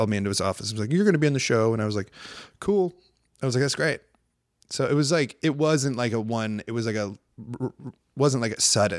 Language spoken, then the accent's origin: English; Iowa, United States; moved away as an adult; now in Los Angeles, United States; when I lived in Huntington Beach for 1 year when I moved to Los Angeles from Iowa